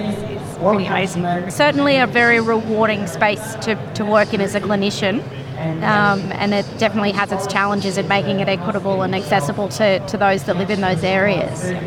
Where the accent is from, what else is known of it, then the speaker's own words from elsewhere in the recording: Queensland, Australia; as a Queenslander